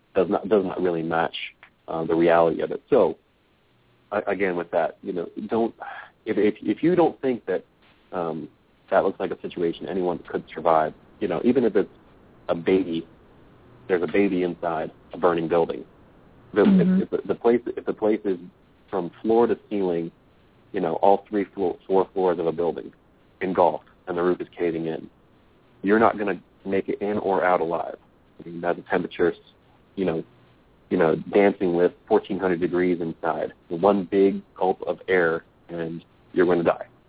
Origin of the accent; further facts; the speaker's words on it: Midwest, United States; moved away; I grew up in the Midwest, so like up on Lake Erie